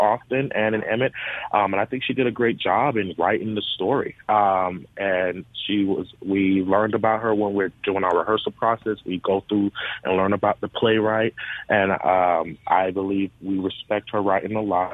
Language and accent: English; U.S. Virgin Islands; moved away as an adult; now in Mississippi, United States; I'm from St. Thomas, the Virgin Islands, and I came here to Mississippi back in 2017-18